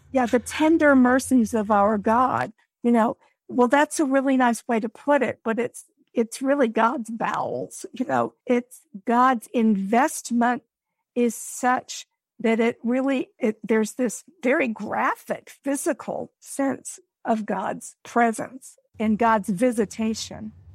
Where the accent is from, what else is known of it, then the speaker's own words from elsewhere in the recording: United States; we as Americans